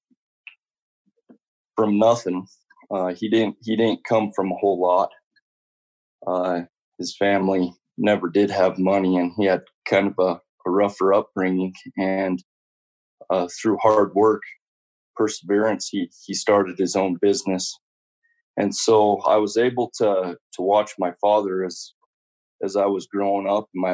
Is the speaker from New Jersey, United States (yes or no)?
no; Elko, Nevada, United States; I grew up in Elko, Nevada.